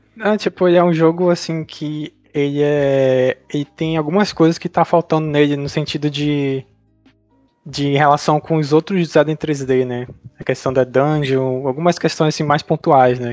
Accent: Brazil; nós que somos brasileiros

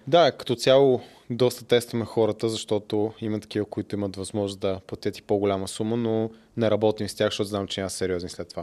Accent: Bulgaria; съм от България

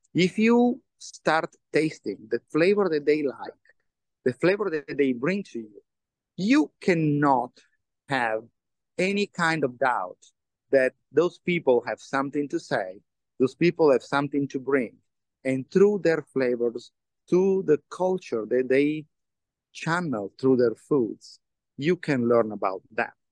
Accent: Turin, Piedmont, Italy; English is a second language; the ATP finals are played in my hometown.

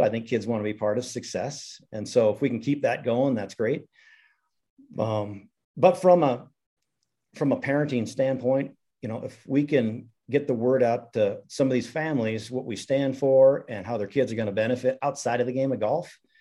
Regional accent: Missoula, Montana, United States; I'm a Montana guy. I grew up in Missoula, was fortunate to play at the University of Montana

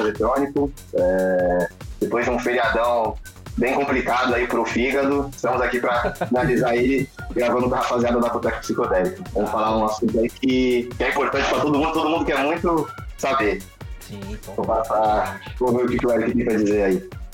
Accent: Baixada Santista, São Paulo, Brazil; eu sou da Baixada Santista, mas eu tava morando em São Paulo, ainda tô mais ou menos nesse meio campo

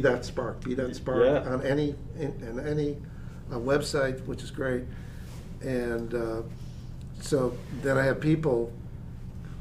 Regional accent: Newfoundland and Labrador, Canada; moved away; I'm originally from Newfoundland

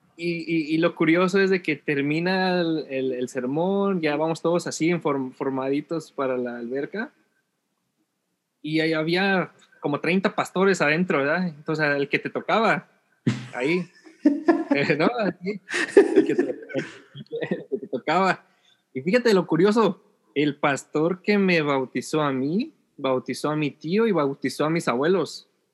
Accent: Ciudad Nezahualcóyotl, State of Mexico, Mexico; moved away as an adult; now in California, United States; yo soy de la Ciudad de México, nací en la, en la, Ciudad eh, de México, específicamente en Nesa, en esa York, esa Nezahualodo

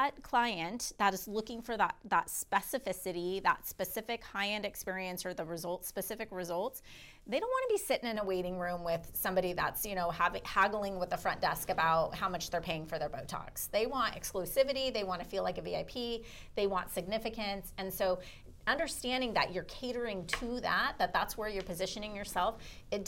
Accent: Orange County, California, United States; I'm from Orange County, so in Newport

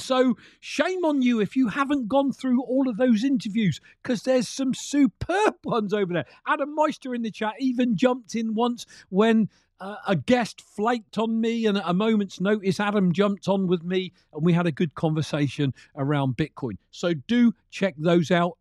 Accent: United Kingdom; Being a Brit

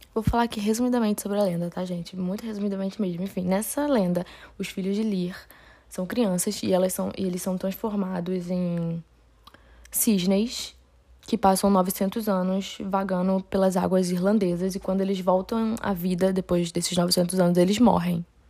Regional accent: Rio de Janeiro, Brazil; eu não sou paulista, eu sou do Rio de Janeiro

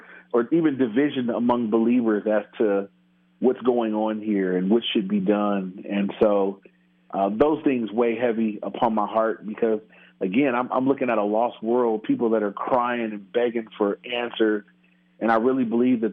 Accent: Inglewood, California, United States; grew up in Inglewood, which is in near L.A.

